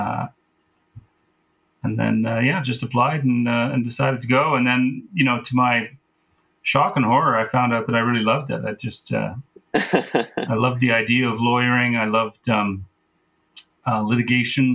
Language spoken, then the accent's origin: English; Vernon, British Columbia, Canada; also born or lived in England; I'm from Vernon. That's my, that's where I grew up